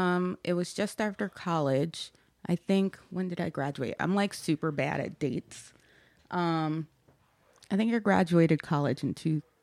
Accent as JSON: {"language": "English", "town": "Philadelphia", "region": "Pennsylvania", "country": "United States", "tie": "born or raised there", "said": "I grew up in Lower Germantown. Somebody just called it the bottom to me the other day."}